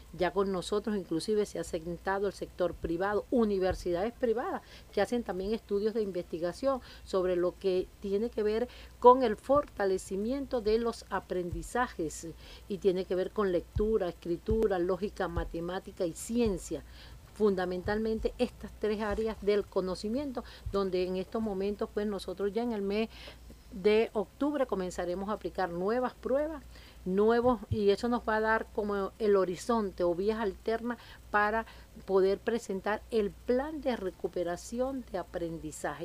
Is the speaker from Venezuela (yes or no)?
yes; Venezuela; Nuestro gentilicio como venezolano.